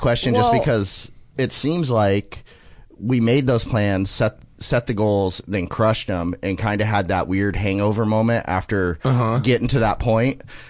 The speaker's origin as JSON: {"language": "English", "town": "San Diego", "region": "California", "country": "United States", "said": "San Diego originally."}